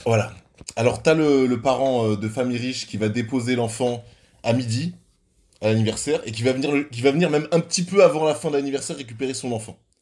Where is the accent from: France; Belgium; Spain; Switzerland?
Switzerland; chez nous, en Suisse